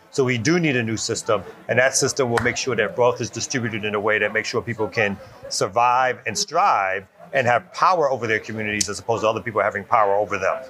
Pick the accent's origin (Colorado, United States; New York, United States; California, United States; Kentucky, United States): New York, United States; New York City; now in Atlanta, United States; I'm originally from Brooklyn, New York